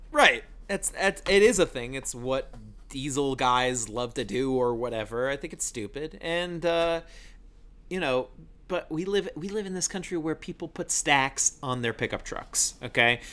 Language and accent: English; Long Island, New York, United States; I was born on Long Island